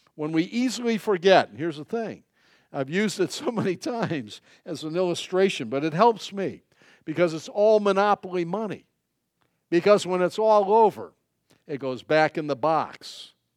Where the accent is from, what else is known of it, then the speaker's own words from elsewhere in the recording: United States; as an American